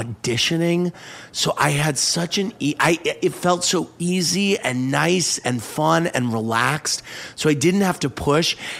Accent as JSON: {"language": "English", "town": "St. Louis", "region": "Missouri", "country": "United States", "said": "I'm from St. Louis."}